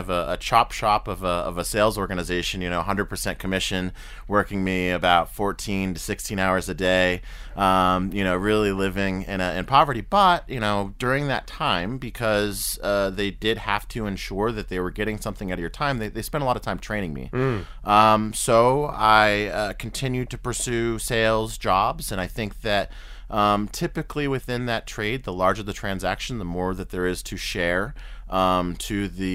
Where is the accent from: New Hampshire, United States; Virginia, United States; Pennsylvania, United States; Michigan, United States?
New Hampshire, United States; moved away as an adult; also born or lived in Denver / Chicago / Washington, D.C. / Boston; now in Kenya; I'm an American. I grew up in rural part of the U.S. called New Hampshire